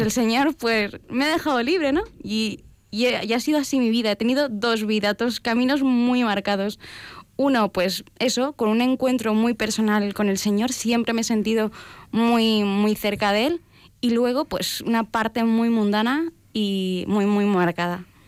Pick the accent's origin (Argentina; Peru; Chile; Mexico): Chile; Valparaíso; yo soy de Chile, nací en Valparaíso, en, un lugar pues muy bello, en un puerto. Eh, se, me dice que soy porteña